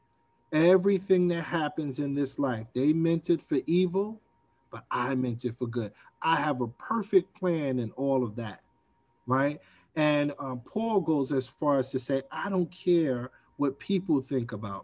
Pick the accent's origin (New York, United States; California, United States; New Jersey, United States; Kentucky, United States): New York, United States; New York City; I grew up in Brownsville Projects, where it is infamous for a crime today, this day, and has been so for years